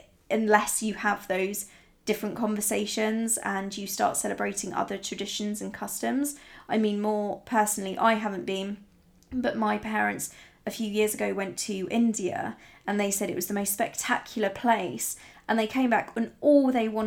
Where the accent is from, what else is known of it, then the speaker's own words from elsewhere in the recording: Italy; But growing up in Italy, I remember I was the only blonde in my entire school, not just my class, but in my entire school. I was the only blonde, and I was the only one who was blue-eyed, and I was the only foreigner.